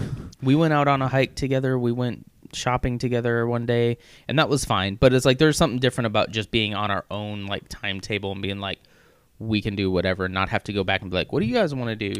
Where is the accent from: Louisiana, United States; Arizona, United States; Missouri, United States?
Missouri, United States; moved away; I grew up in in Missouri